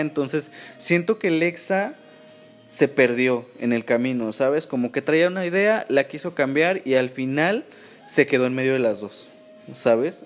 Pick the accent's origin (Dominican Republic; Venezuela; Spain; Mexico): Mexico; como mexicanos